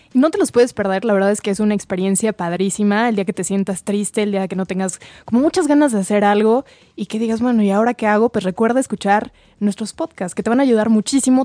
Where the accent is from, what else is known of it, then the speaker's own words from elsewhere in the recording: Mexico; como mexicanos, porque somos súper amigueros